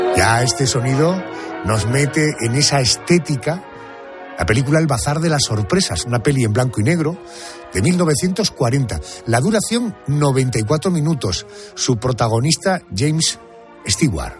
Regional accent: Córdoba, Andalusia, Spain; Como andaluz y como cordobés

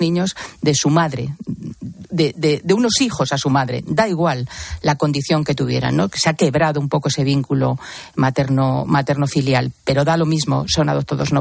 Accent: Spain; A mí eso como española

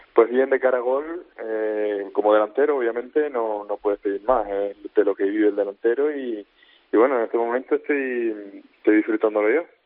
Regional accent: Spain; moved away as an adult; now in Newcastle, United Kingdom

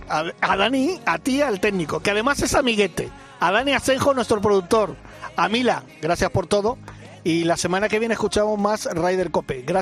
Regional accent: Mallorca, Balearic Islands, Spain

